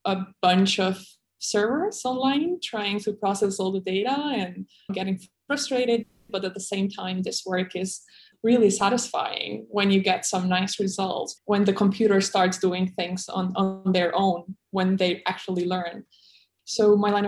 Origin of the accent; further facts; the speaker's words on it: Kosovo; moved away as an adult; also born or lived in Taiwan; I was born in Kosovo, which is in the Balkans in Europe